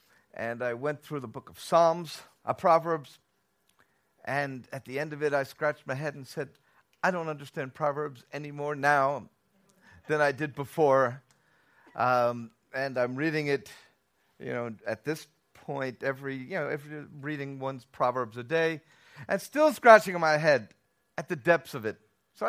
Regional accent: Bronx, New York, United States; also born or lived in Tel Aviv, Israel; I'm originally from New York, came to the Bronx.

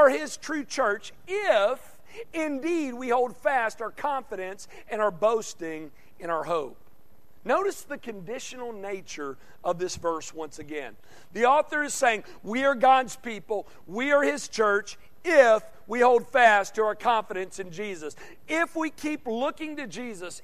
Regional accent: Conway, Arkansas, United States; moved away; my hometown of Conway, Arkansas

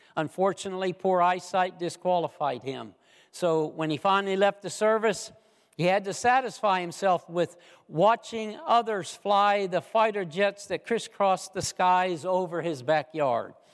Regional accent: United States; the country that I grew up

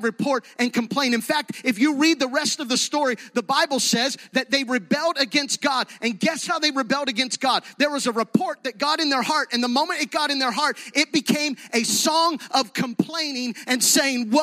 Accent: Gettysburg, Pennsylvania, United States; moved away as an adult; now in Fayette County, United States; Jody and I grew up in Gettysburg, but this is home

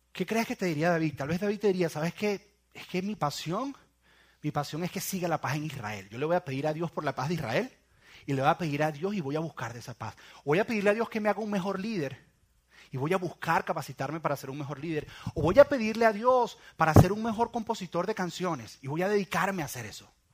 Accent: Venezuela; en mi país, en Venezuela

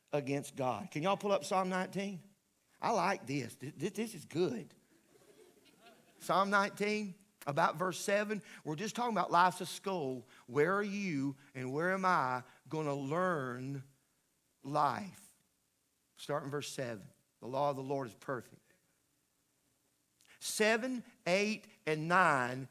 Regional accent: the South, United States; I grew up in the South, and I grew up in the country

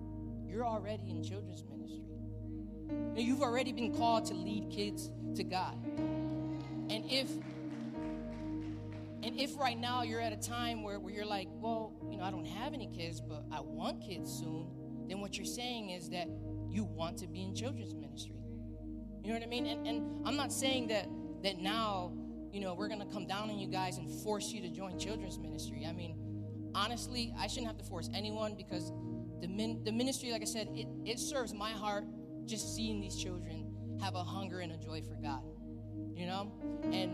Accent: Bridgeport, Connecticut, United States; me growing up in Bridgeport

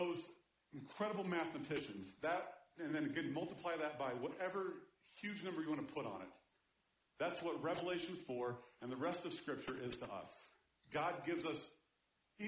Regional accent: Kansas City, Missouri, United States; I grew up in Kansas City

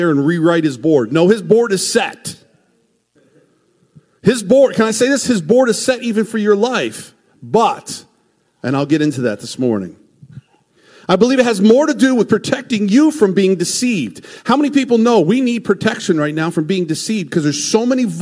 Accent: United States; as American Christians

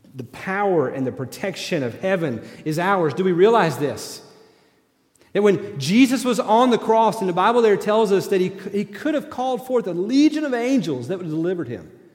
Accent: East Tennessee, United States; moved away; also born or lived in Kentucky; I grew up in East Tennessee

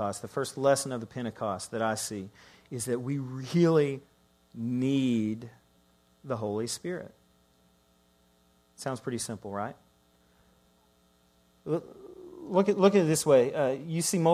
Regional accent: Ireland; also born or lived in Scotland; I'm Irish

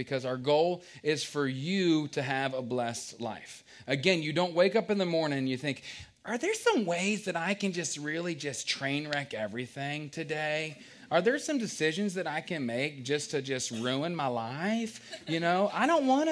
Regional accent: Culpeper, Virginia, United States; I grew up in Culpeper, Virginia.

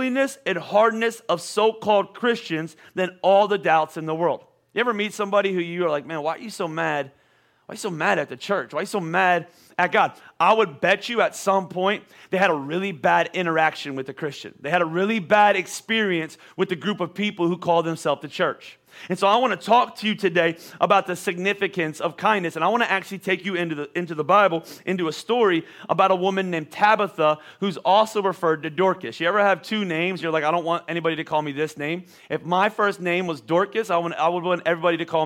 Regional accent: Boyertown, Pennsylvania, United States; also born or lived in Oklahoma; Not very often did I say Boyertown, Pennsylvania

